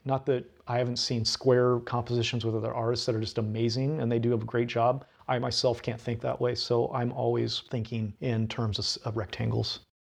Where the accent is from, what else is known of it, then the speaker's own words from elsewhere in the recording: Sweet Home, Oregon, United States; also born or lived in Eugene, Oregon; now in Portland, United States; I'm from Home, Oregon, as you mentioned, and I grew up in a that's a real small uh, logging town in the middle of the Cascades.